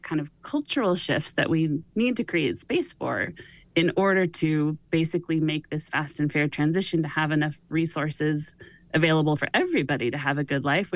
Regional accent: Sonoma, California, United States; my hometown of Sonoma

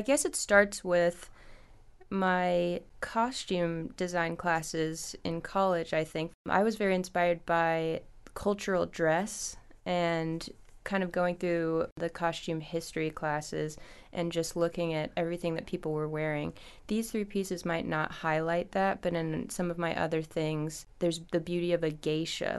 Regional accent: Los Angeles, California, United States; moved away as an adult; also born or lived in San Luis Obispo / Chicago; now in Petersburg, United States; I was born in Los Angeles. I went to school in the middle of the state, so San Luis Obispo.

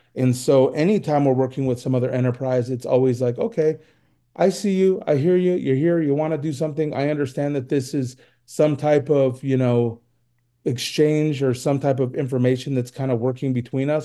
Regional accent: Reno, Nevada, United States; I'm from Reno

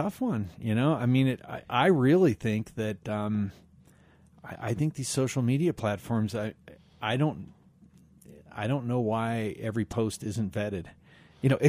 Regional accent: Glenwood Springs, Colorado, United States; Growing up in Glenwood, they had a thing called Cop Shop

